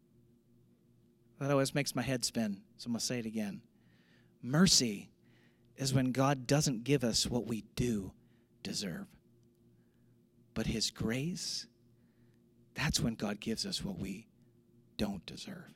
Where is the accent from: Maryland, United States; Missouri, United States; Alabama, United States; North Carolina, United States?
Missouri, United States; St. Louis; moved away; I grew up in St. Louis